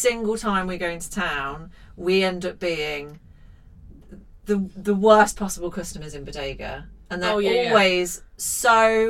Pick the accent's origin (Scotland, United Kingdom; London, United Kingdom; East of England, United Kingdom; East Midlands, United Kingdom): East Midlands, United Kingdom; Leicester; I was born in Leicester.